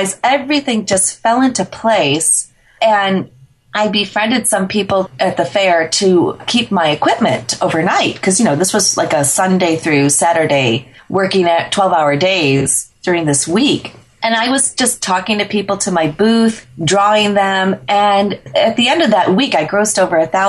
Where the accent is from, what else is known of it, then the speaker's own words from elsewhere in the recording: Chicago, Illinois, United States; When I was 10 years old, growing up in the Chicagoland area